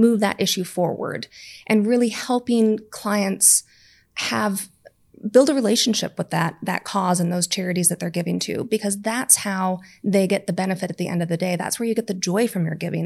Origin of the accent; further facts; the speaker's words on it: United States; moved away; we're both American